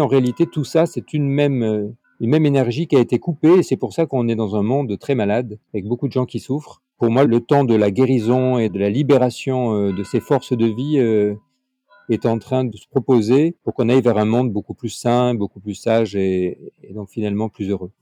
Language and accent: French; Nice, Provence-Alpes-Côte d'Azur, France; Je suis euh, dans la région de Nice. Je suis né à Nice et je suis d'origine italienne